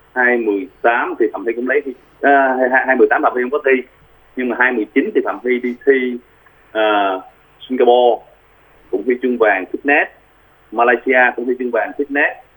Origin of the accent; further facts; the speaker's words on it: Vietnam; moved away as an adult; also born or lived in South Korea; quê hương mình ở Việt Nam